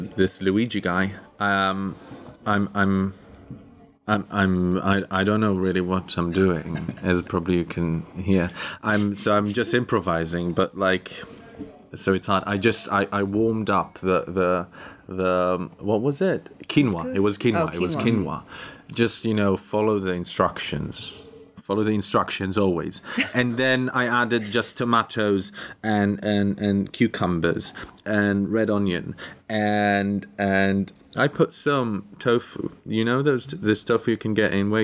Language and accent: English; Tel Aviv, Tel Aviv District, Israel; moved away; I'm originally from Tel Aviv